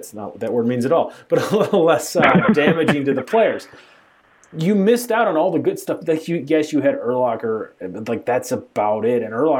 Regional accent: Chicago, Illinois, United States; I am from Chicago.

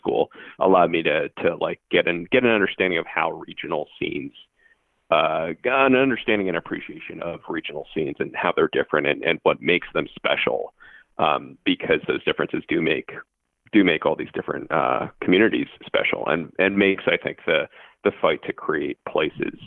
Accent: Bethesda, Maryland, United States; now in Chicago, United States; I grew up in Bethesda

